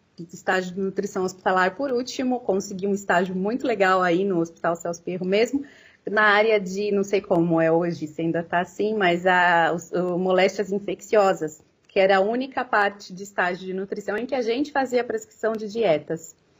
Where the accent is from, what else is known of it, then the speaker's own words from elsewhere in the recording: Americana, São Paulo, Brazil; eu sou de Americana, tá? É, pertinho de Campinas